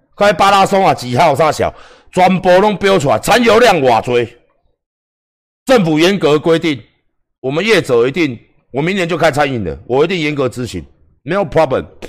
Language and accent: Chinese; Taiwan; 我们台湾人民